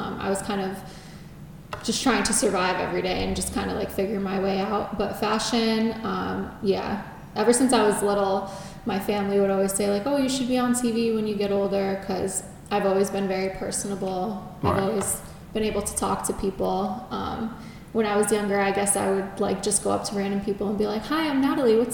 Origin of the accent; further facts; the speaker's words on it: Connecticut, United States; moved away as an adult; now in Los Angeles, United States; I'm from Connecticut.